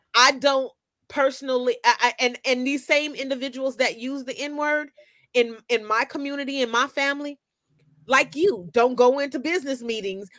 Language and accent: English; Oakland, California, United States; also born or lived in Meadowview, Sacramento / Compton; I grew up in Oakland and in Meadowview and in Compton